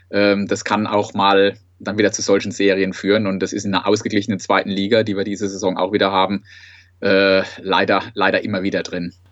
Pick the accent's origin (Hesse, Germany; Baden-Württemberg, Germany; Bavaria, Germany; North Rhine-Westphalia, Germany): Baden-Württemberg, Germany; Sandhausen; ich bin aus Sandhausen, bin dort beim Fanclub Carpe Diem Sandhausen aktiv